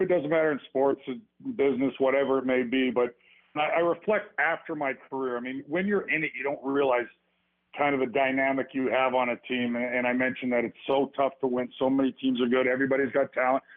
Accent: Edmonton, Alberta, Canada; I grew up with him in Edmonton, Alberta

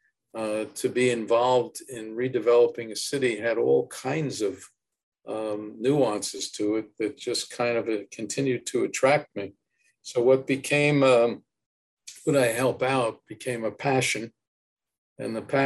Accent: Newark, New Jersey, United States; I was born in Newark, born at the Beth

